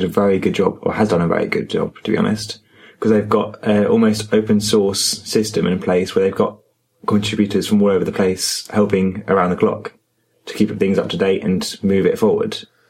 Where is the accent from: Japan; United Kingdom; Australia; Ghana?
United Kingdom; Brighton, South East England; I was also from Brighton, like they were.